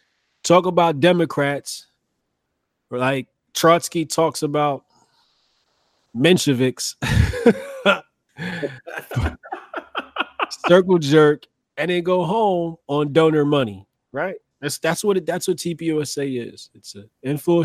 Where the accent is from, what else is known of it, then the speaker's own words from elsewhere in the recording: United States; as American people